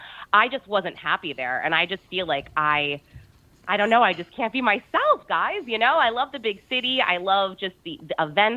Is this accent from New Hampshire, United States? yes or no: yes; Bedford, New Hampshire, United States; I think where I grew up in Bedford, New Hampshire is so amazing because you're an hour from the city, which is Boston, an hour from the beach